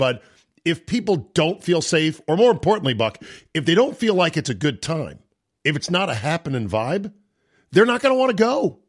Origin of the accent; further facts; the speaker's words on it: McLean, Virginia, United States; My best friend growing up in McLean